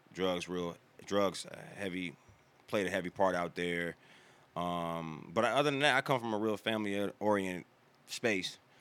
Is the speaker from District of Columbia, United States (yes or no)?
yes; Washington, District of Columbia, United States; moved away as an adult; also born or lived in Landover, Maryland; now in North Carolina, United States; born and raised in Maryland, raised in Washington